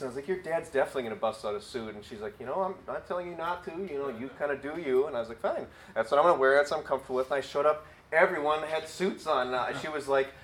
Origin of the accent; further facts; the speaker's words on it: Wisconsin, United States; moved away as an adult; now in Illinois, United States; We're from Wisconsin